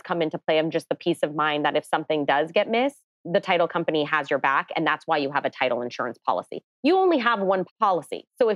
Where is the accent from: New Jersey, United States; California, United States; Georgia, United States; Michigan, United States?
California, United States; Los Angeles; I grew up in the San Fernando Valley. I never left